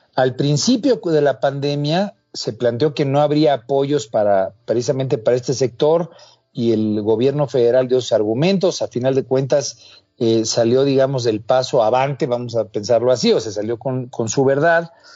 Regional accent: Mexico; como mexicanos

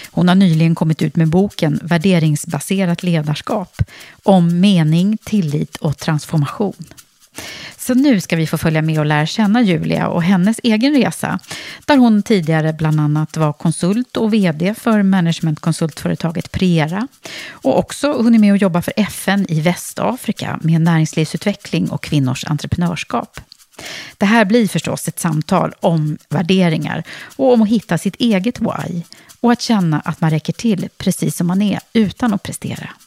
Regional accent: Gothenburg, Västra Götaland, Sweden; Ja, jag är född och uppvuxen i Göteborg.

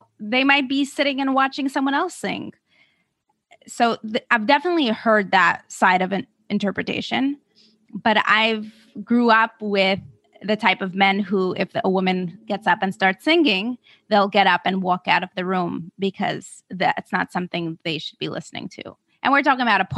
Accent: Moscow, Russia; I grew up fully in Moscow

